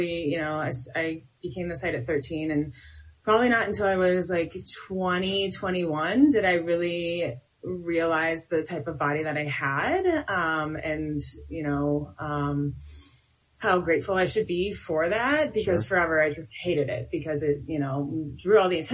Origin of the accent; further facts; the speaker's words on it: Detroit, Michigan, United States; I'm from Detroit, so I have a little bit of like this ghetto sass